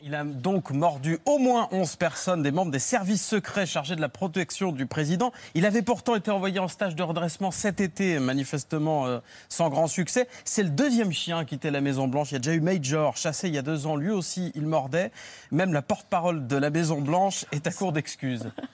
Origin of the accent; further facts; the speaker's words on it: France; chez nous en France.